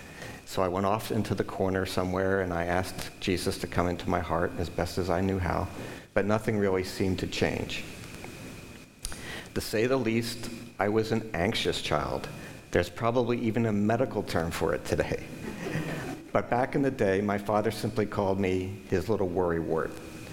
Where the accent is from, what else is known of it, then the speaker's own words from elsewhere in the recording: West Chester, Pennsylvania, United States; So I grew up in Westchester, Pennsylvania. I'm the middle child of three, the typical parents.